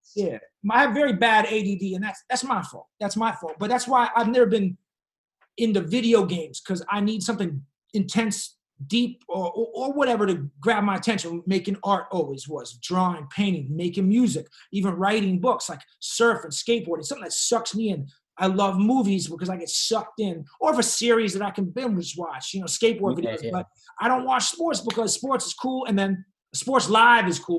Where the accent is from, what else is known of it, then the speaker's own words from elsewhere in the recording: Boston, Massachusetts, United States; moved away as an adult; also born or lived in Brooklyn; now in Los Angeles, United States; I moved back from Brooklyn to, to Boston for like a year and a half, two years before I moved